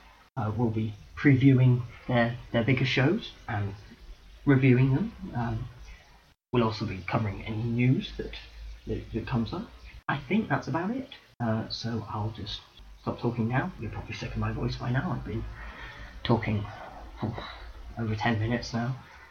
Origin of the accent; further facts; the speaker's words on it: United Kingdom; And I'm a Brit.